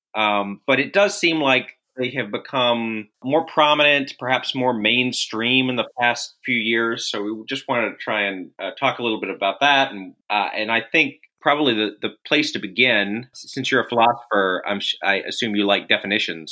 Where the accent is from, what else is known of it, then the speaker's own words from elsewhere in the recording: Austin, Texas, United States; I'm from Austin. I remember Alex Jones watching him when I was in middle school and junior high